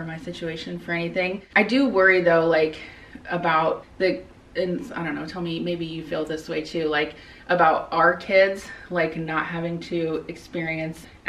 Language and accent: English; Midwest, United States; I grew up in the Midwest